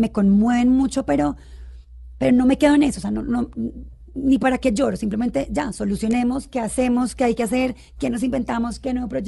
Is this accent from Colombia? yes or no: yes; Bogotá, Colombia; also born or lived in Cali; Mi mamá es caleña. Yo también, de hecho, pues solo nací. Siempre he vivido aquí en Bogotá